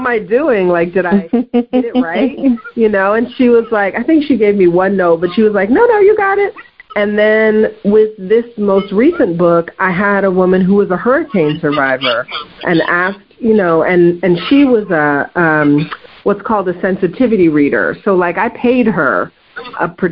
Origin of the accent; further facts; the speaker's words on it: Oakland, California, United States; also born or lived in Los Angeles, California; I was born in Los Angeles, and then came up to the Bay Area really before elementary school. So I did all my elementary school years here in the Oakland Bay Area